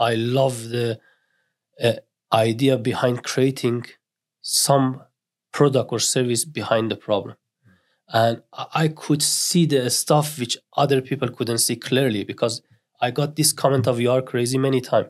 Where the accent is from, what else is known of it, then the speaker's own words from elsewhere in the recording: northern Iran, Iran; English is a second language; moved away as an adult; now in Newcastle, United Kingdom; I grew up in Iran, uh, north of Iran, I was exactly the same till I was twenty years old and I arrived in the Newcastle.